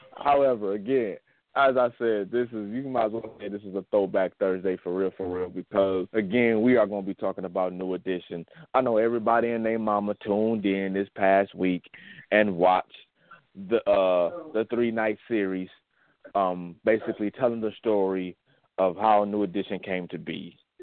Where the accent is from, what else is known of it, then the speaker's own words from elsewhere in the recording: Saginaw, Michigan, United States; my hometown right here in Saginaw, Michigan